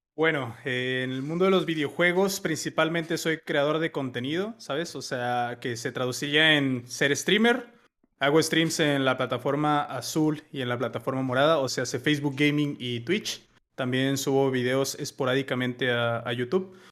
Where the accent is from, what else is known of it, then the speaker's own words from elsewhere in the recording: Mexico; como buen mexicano